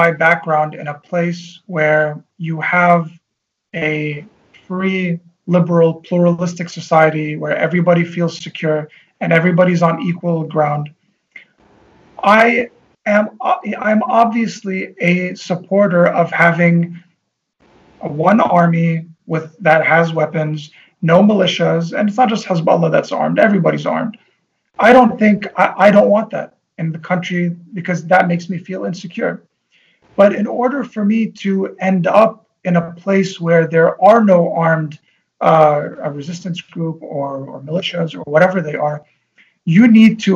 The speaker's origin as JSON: {"language": "English", "town": "Tripoli", "region": "North Governorate", "country": "Lebanon", "tie": "born or raised there", "said": "I know people that I grew up with in Tripoli"}